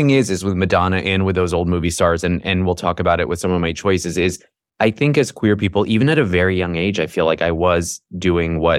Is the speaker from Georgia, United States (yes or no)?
no; New York, United States; also born or lived in Iran / Paris / Toronto; I was born in Iran we moved to Paris when I was two, to Toronto when I was seven, and to the suburbs of New York when I was 10.